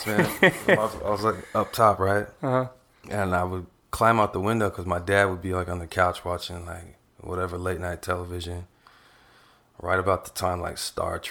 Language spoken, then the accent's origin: English; Austin, Texas, United States; growing up in Austin, I went to that Austin High School down there